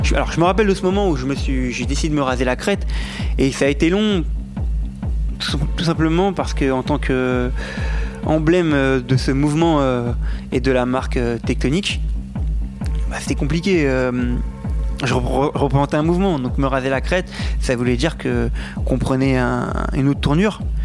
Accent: France; je suis français

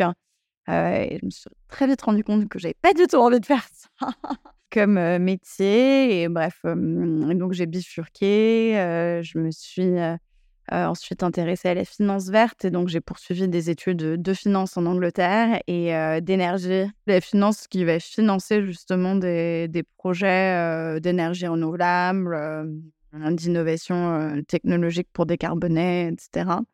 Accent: Paris, Île-de-France, France; J'ai grandi à Paris dans une famille très cosmopolite et multiculturelle j'ai fréquenté des écoles bilingues plus jeunes

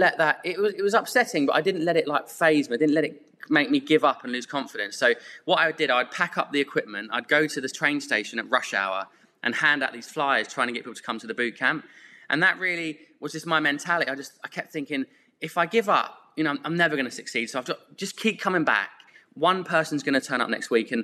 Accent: Epsom, South East England, United Kingdom; also born or lived in Santa Monica; I went to school there

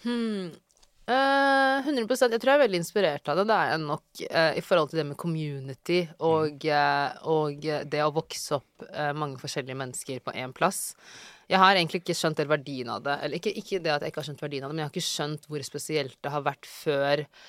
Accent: Oslo, Norway; moved away as an adult; also born or lived in Bøler, Oslo / Drammen / New York; Jeg er fra Ellingsrud. Mm -hmm. Flyttet dit i 2005, tror jeg. Mm -hmm. Så bodde, mm, altså sånn, bodde der mesteparten av min oppvekst

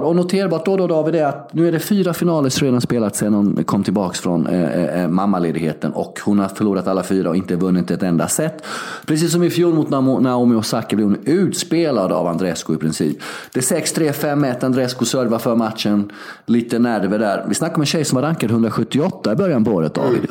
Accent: Sweden; moved away as an adult

